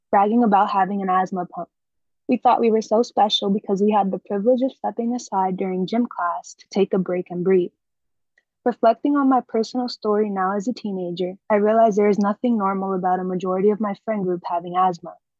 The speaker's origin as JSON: {"language": "English", "town": "New York City", "region": "New York", "country": "United States", "tie": "born or raised there", "said": "I was born and raised in the South Bronx"}